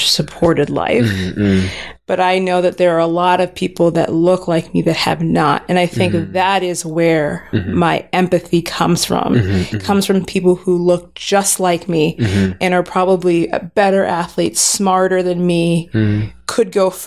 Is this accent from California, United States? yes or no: yes; Los Angeles, California, United States; also born or lived in Pasadena; I was born and raised in Los Angeles